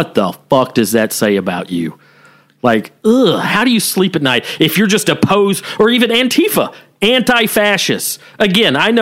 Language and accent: English; the South, United States; growing up in the South